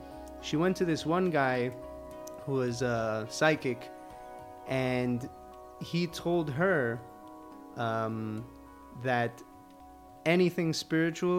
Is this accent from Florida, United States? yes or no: yes; Miami, Florida, United States; first language Spanish; English is a second language; also born or lived in Colombia; Most of the time I grew up in Miami, but I would be in Colombia every year, you know, like 4 months out of the year